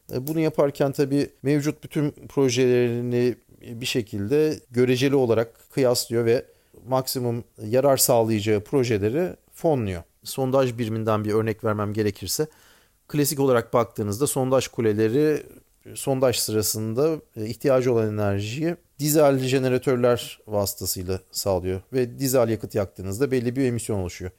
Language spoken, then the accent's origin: Turkish; Ankara, Turkey; moved away as an adult; also born or lived in Angola / Texas; now in Houston, United States; Ankara doğumluyum.